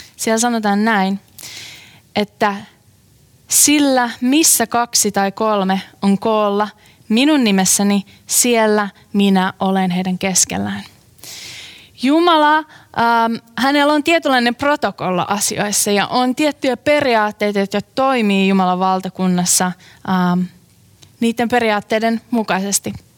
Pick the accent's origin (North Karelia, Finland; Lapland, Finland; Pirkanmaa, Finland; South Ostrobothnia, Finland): North Karelia, Finland; Tuupovaara; moved away; mä olen kotoisin pienen pienestä kylästä nimeltä uh, Tuupovaara.